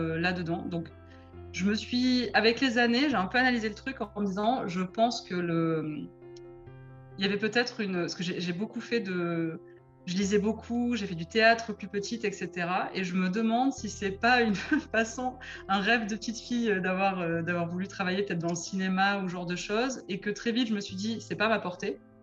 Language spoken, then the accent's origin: French; Marseille, Provence-Alpes-Côte d'Azur, France; now in Bordeaux, France; j'ai grandi à Marseille.